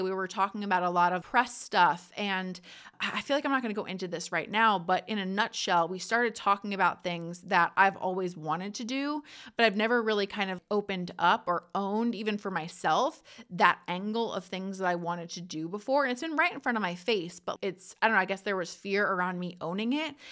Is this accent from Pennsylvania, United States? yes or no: no; New Jersey, United States; I'm from Jersey. I know I talk fast.